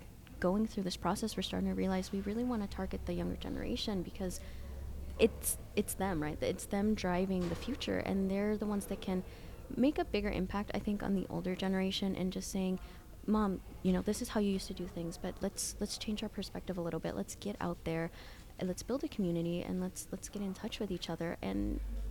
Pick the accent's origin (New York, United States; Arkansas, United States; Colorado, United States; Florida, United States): Arkansas, United States; Springdale; also born or lived in Washington State / El Salvador / Guatemala; I grew up in Springdale, but I also grew up in Washington State, back and forth.